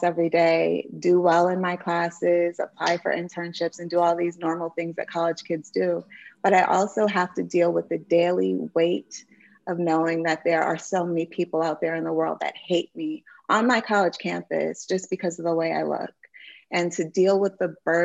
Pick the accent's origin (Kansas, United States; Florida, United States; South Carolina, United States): South Carolina, United States; Denmark; moved away; also born or lived in Massachusetts / Montgomery County, Maryland; our community of Denmark, South Carolina, which is my hometown